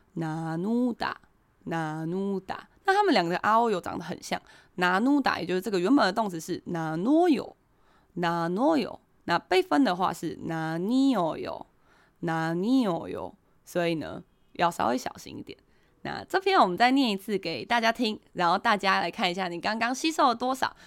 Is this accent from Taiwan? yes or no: yes; Taiwan; 我们台湾人是用Line嘛